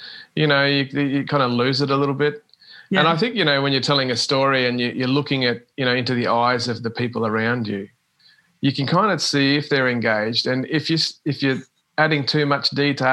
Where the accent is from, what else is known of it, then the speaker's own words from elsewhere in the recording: Launceston, Tasmania, Australia; also born or lived in Western Australia / Queensland / Northern Territory; Launceston's been my hometown all my life pretty much